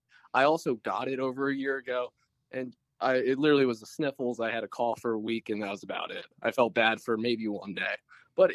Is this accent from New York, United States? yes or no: yes; Yonkers, New York, United States; moved away as an adult; also born or lived in South Carolina; I'm originally from Yonkers, New York.